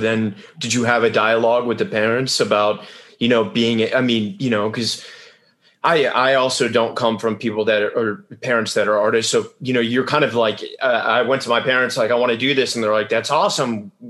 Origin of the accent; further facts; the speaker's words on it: Richmond, Virginia, United States; I grew up in Richmond, Virginia, which is, I don't know if that's quite Yorkshire, but it's not, you know, New York